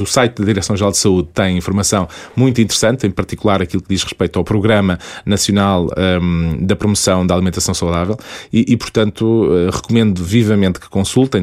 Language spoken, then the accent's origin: Portuguese; Portugal; a nossa vivência enquanto portugueses